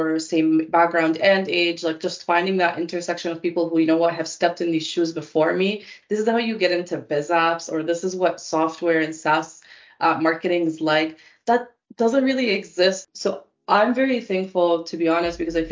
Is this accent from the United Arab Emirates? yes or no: yes; Dubai, United Arab Emirates; moved away; also born or lived in Canada; I was born and raised in Dubai for most of my life before we immigrated to Canada